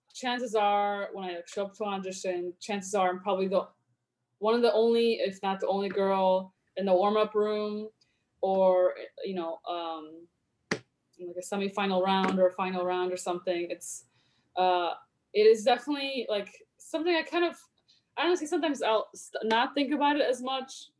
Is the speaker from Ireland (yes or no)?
no; Poland; now in United States; when i was growing up in poland um, my mom was a pianist in the orchestra there in my hometown